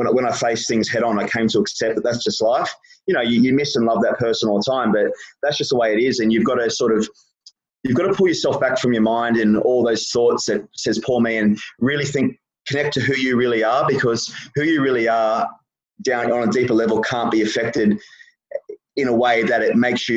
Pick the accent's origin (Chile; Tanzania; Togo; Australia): Australia; Gold Coast, Queensland; moved away as an adult; I actually moved away when I was 21 from the Gold Coast